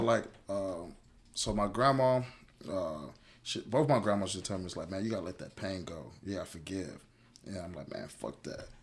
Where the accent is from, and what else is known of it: Houston, Texas, United States; born or raised there; also born or lived in Cincinnati, Ohio